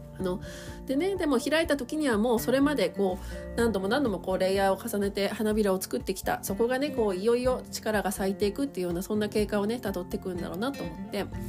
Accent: Asahikawa, Hokkaido, Japan; 私地元北海道の旭川市なんですけどね

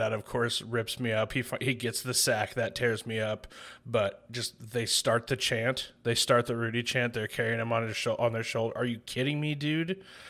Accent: South Bend, Indiana, United States; born there; We're from South Bend, Indiana. My whole family was raised there. I was born there. I was the only one not raised there.

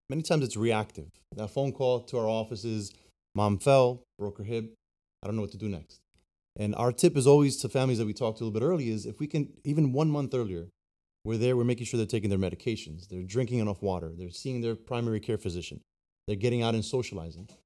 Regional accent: New Jersey, United States; now in Florida, United States; I was born in New Jersey and been down here in Florida now for thirteen years

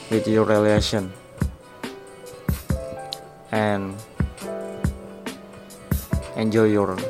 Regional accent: Balikpapan, East Kalimantan, Indonesia; Aku asal Balikpapan. Dan aku umur 17 tahun

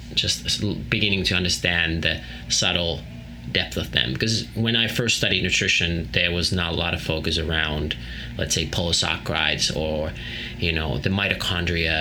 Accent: Finland; growing up in Finland at our family farm.

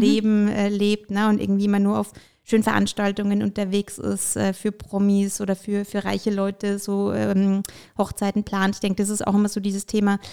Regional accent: Bamberg, Bavaria, Germany; also born or lived in Ukraine; ich komme gebürtig aus der Ukraine und ähm, bin damals ähm, eben mit meinen Eltern nach Deutschland gekommen und ähm, bin eigentlich tatsächlich in Bamberg auch äh, damals angekommen

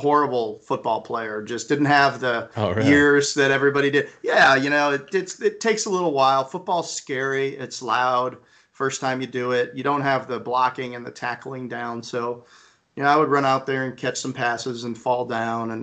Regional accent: Schaumburg, Illinois, United States; I grew up outside of Chicago in Schaumburg, Illinois

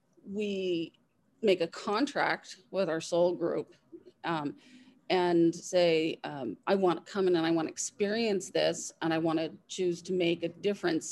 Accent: Southern California, United States; I grew up in Southern California

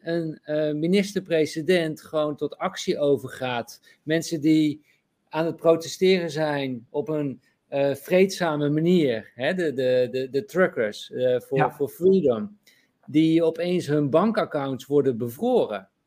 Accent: Netherlands; we dat als Nederlanders ook niet eh, beseffen, omdat we in zo'n ja, toch wel goed land zijn opgegroeid

